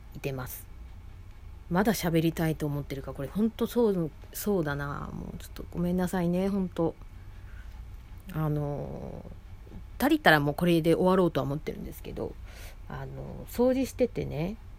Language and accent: Japanese; Osaka, Japan; 私大阪出身で